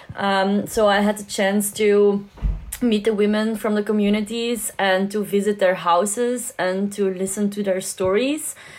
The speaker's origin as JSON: {"language": "English", "country": "Belgium", "said": "I'm from Belgium"}